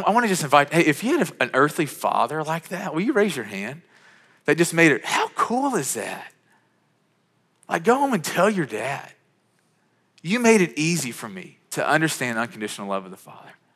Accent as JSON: {"language": "English", "region": "Western Kentucky", "country": "United States", "tie": "born or raised there", "said": "I grew up in Western Kentucky. I grew up on a farm."}